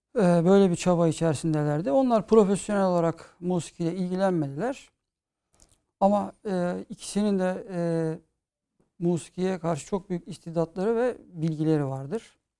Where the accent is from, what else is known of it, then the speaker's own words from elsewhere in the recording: İzmir, Turkey; çocukluğum İzmir'de geçti